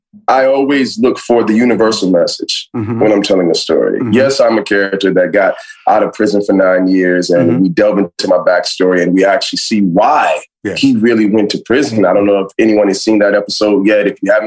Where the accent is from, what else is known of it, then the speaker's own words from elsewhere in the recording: Miami, Florida, United States; now in Los Angeles, United States; I'm a kid that's from the South. I'm from Miami, Florida. I'm from the real Miami, man. I'm from Carroll City.